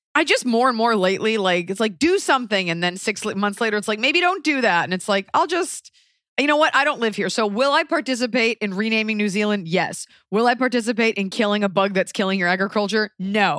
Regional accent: United States; as an American

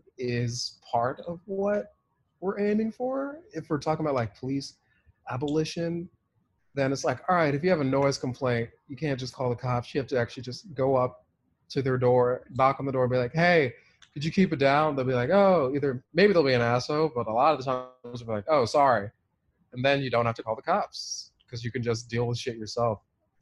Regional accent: United Kingdom; I can't do accents. This is why I'll never be on SNL. I'm British.

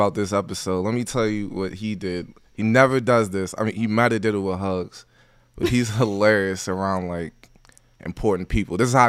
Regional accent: Waldorf, Maryland, United States; now in West Virginia, United States; I'm from the D.C. area, Waldorf, Maryland. Yeah, the hood, you know.

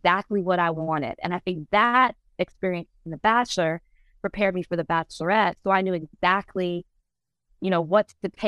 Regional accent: Texas, United States; I'm from Texas. I love to let everybody know I'm from Texas

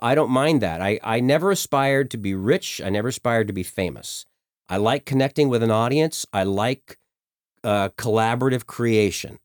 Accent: Colorado, United States; also born or lived in Bloomington, Indiana; And so I grew up in Colorado, uh, since I was about two

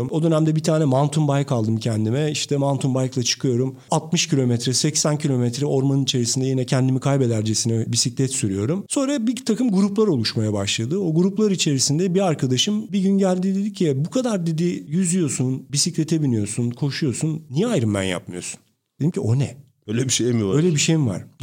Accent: Turkey; Türk'üm ben.

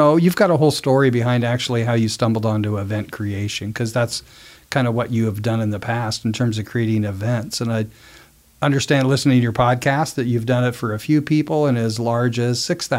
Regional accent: Portland, Oregon, United States; moved away; my hometown of Portland, Oregon.

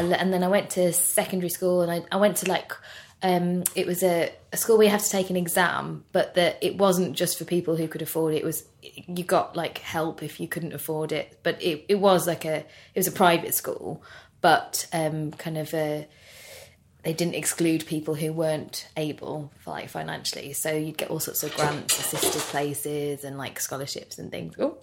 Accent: Birmingham, West Midlands, United Kingdom; we grew up in Birmingham.

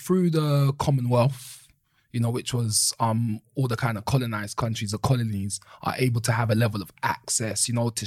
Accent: London, United Kingdom; accent: Caribbean twang; I actually didn't know I was British 20 years ago, but I knew I was Brixton

